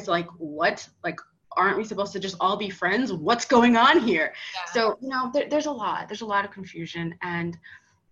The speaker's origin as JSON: {"language": "English", "region": "New York", "country": "United States", "moved": "yes", "lives_now": "South Florida, United States", "said": "I'm from New York. I now live in South Florida"}